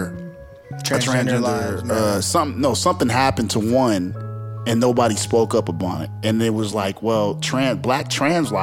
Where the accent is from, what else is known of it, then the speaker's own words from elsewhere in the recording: Bay Area, California, United States; also born or lived in Passaic, New Jersey; I'm born in Passaic, New Jersey. So, I grew up around Puerto Ricans, blacks, and Italians. I moved to the Bay Area back when I was like 5, 6 years old.